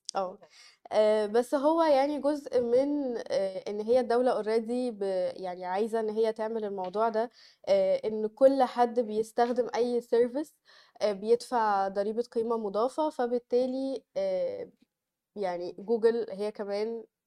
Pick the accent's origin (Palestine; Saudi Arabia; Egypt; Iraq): Egypt; عندنا في مصر